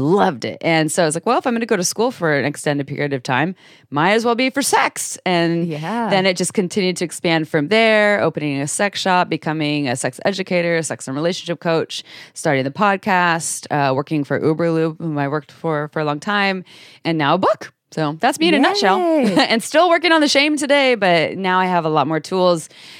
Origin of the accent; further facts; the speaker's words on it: Santa Cruz, California, United States; And I grew up in Santa Cruz, California, in a household with, it was definitely dysfunction in there.